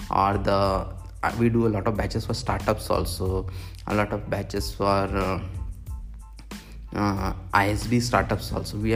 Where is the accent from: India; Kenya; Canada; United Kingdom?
India; Bhopal, Madhya Pradesh; moved away as an adult; also born or lived in Bangalore / Mumbai; But I decided to start from my hometown of Bhopal.